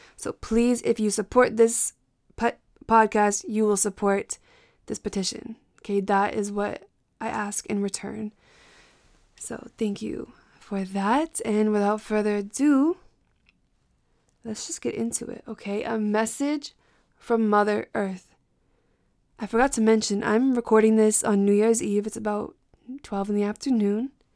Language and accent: English; Massachusetts, United States; also born or lived in Brockton / Boston / Cape Cod; I am from Massachusetts. My family is from Brockton. I was in and out of Boston growing up.